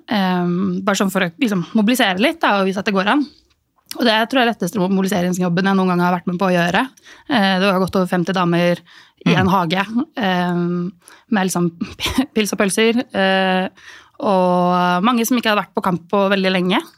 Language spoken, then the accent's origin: Norwegian; Norway; vi er jo nordmenn, vi er jo sosialt awkward.